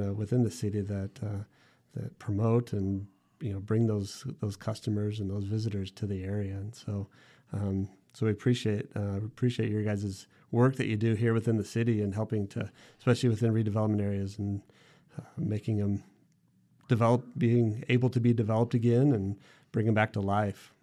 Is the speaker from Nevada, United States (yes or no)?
yes; Henderson, Nevada, United States; also born or lived in Toronto, Canada; I'm from Henderson.